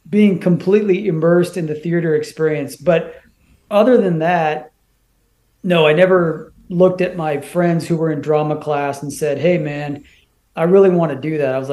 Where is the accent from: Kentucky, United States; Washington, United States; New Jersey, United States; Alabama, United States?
Washington, United States; So I grew up in the Pacific Northwest. Um, you know, went to school out in the Greater Seattle area